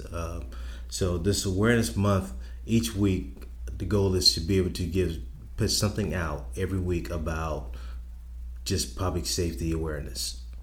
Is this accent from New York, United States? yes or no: no; Charleston, South Carolina, United States; I'm born and raised in Charleston